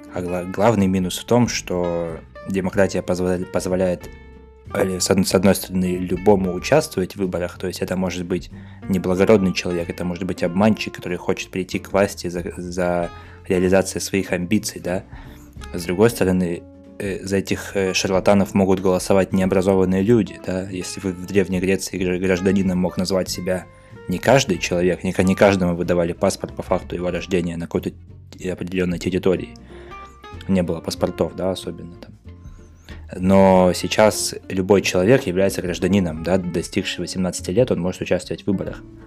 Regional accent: Russia; now in Novosibirsk, Russia; был мой поселок, где я родился и вырос

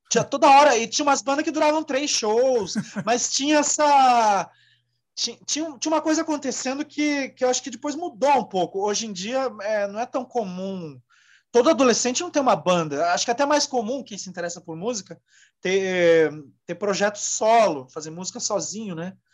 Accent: Joinville, Santa Catarina, Brazil; eu cresci Bom, em Joinville

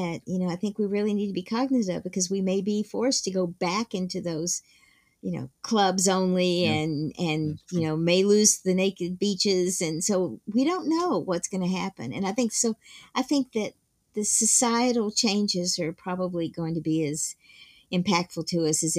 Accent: the South, United States; And because I grew up in the South, I only wore shorts.

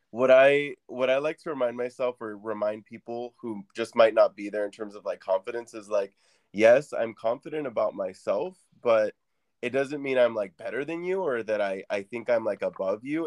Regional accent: Orange County, California, United States; moved away as an adult; now in Phoenix, United States; when I moved to Arizona from California, from Orange County

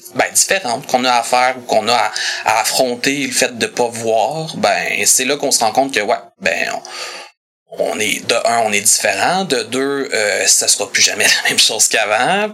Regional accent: Saint-Hubert, Quebec, Canada; Je suis d'originaire de Saint-Hubert. J'habite toujours là-bas

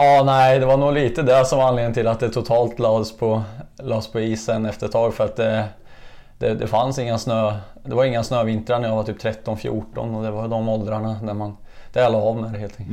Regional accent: Kimstad, Östergötland, Sweden; also born or lived in Eksjö; Här är jag född och uppvuxen, så att eh, Kimsta är stället

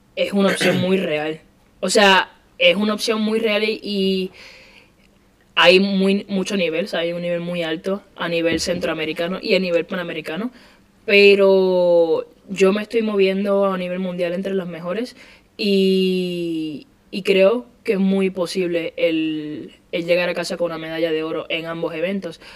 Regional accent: Puerto Rico; moved away as an adult; now in Spain

